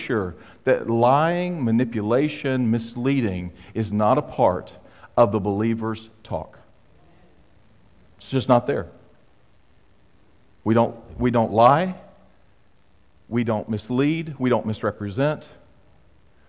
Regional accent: United States; I am a proud American citizen

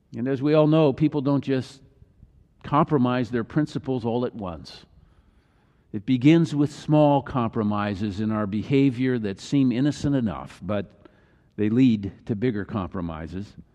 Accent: Midwest, United States; I grew up in the Midwest

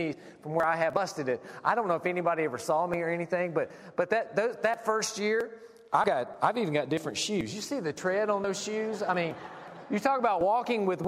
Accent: South Carolina, United States; now in Cedarville, United States; Now, I'm from South Carolina. Some of you could probably pick up the accent

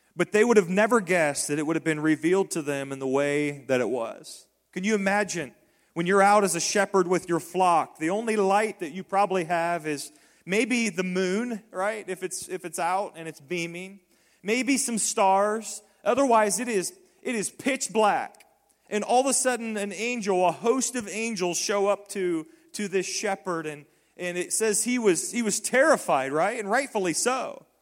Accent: Decatur, Indiana, United States; born or raised there; moved away

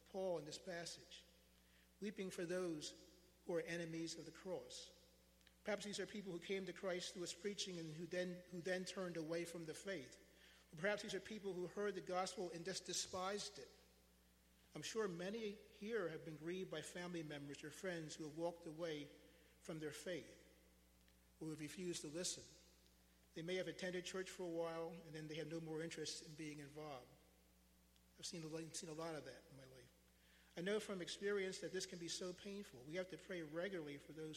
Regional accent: United States

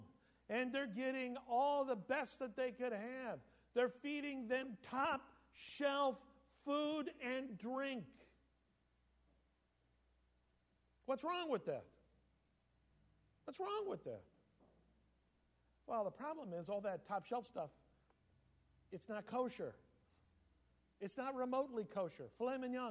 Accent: United States; As American Jews

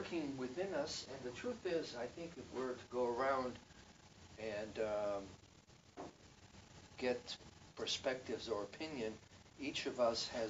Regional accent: Israel; I grew up in Israel under an atmosphere of fear

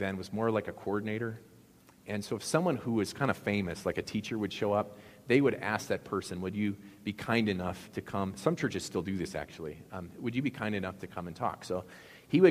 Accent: Appleton, Wisconsin, United States; my hometown of Appleton of 70,000 people

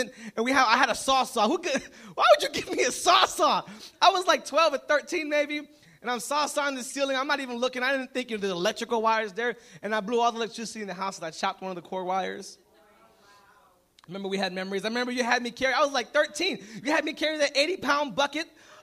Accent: Puerto Rico; I'm Puerto Rican. I'm not from Alabama.

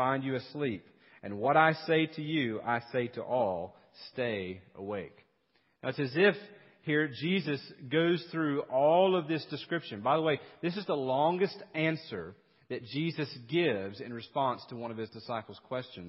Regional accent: East Tennessee, United States; now in South Carolina, United States; growing up in East Tennessee

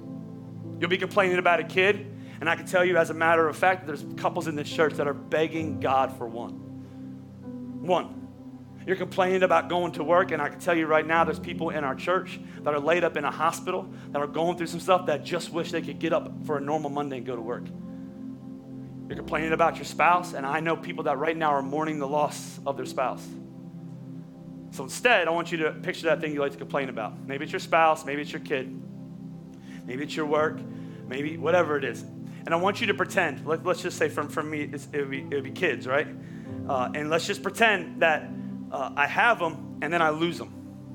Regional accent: Pennsylvania, United States; I'm from Oklahoma or she's from Oklahoma, I'm from Pennsylvania, and he crossed our paths

